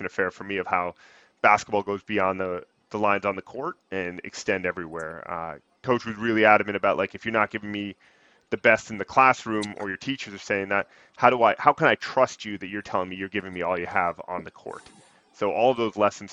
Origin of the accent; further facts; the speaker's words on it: Western Canada, Canada; now in Boston, United States; I was born and raised out in Western Canada.